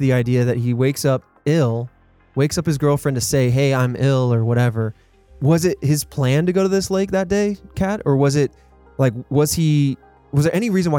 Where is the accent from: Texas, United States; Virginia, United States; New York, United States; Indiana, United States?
Indiana, United States; Indianapolis; I grew up in Indianapolis